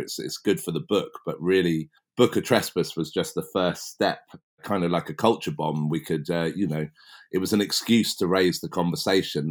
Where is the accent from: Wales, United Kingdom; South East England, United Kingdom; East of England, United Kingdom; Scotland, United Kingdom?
South East England, United Kingdom; West Berkshire; it all started for me as a kid growing up in West Berkshire